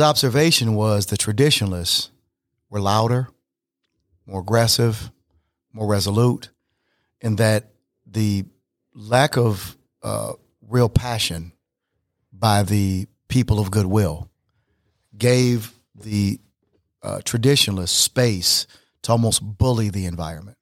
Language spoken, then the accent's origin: English; Flint, Michigan, United States; growing up in Flint, Michigan